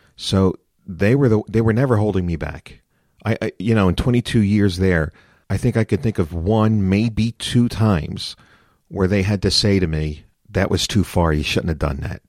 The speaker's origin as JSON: {"language": "English", "town": "Philadelphia", "region": "Pennsylvania", "country": "United States", "tie": "born or raised there", "said": "I'm born and raised in Philadelphia."}